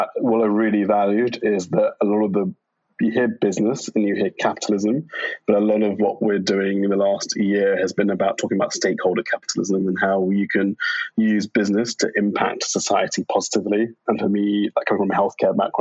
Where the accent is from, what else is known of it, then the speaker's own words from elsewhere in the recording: London, United Kingdom; I was born in London at St. George's Hospital.